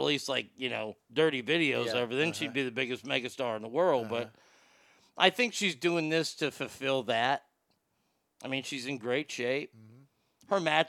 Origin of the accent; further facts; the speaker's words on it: Texas, United States; We grew up in the Mecca of wrestling.